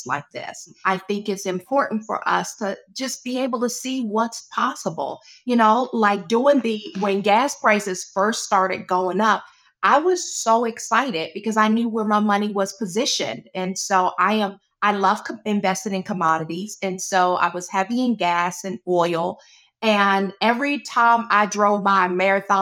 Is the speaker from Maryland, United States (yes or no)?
yes; Charles County, Maryland, United States; I grew up in Charles County, Maryland